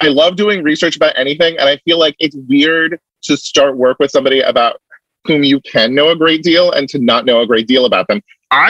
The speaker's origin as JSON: {"language": "English", "region": "West Coast", "country": "United States", "said": "I'm from the West Coast, I don't know how to deal with this."}